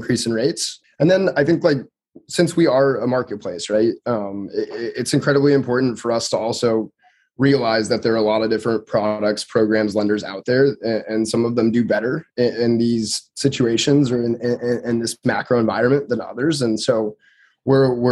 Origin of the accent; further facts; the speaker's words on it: Truckee, California, United States; moved away; also born or lived in Reno, Nevada / Berkeley, California; I'm originally from Truckee, California, so I spent a lot of time in Reno growing up